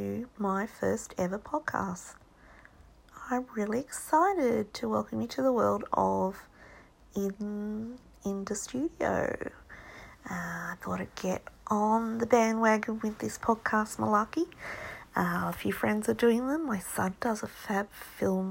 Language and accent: English; Australia; now in Hong Kong; I'm an Australian artist. I'm a painter